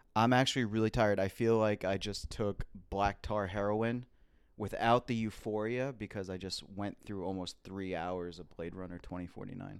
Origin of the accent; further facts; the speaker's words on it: United States; We're American.